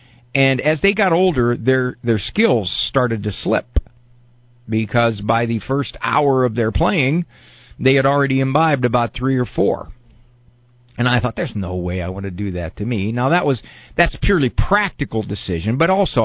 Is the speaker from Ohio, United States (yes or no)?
yes; Canton, Ohio, United States; Canton, Ohio, my hometown here